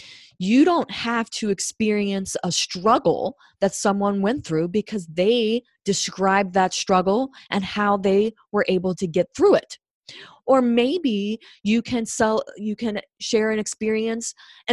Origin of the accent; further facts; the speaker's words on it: Cincinnati, Ohio, United States; I'm from Cincinnati. I grew up with Cincinnati style chili